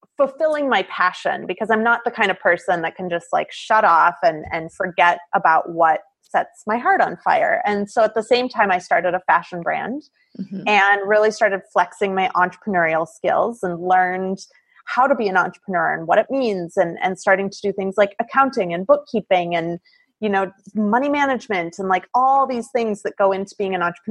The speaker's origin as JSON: {"language": "English", "region": "Midwest", "country": "United States", "tie": "born or raised there", "also_born_or_lived": "Italy / Seattle area", "moved": "as an adult", "said": "I grew up in the Midwest"}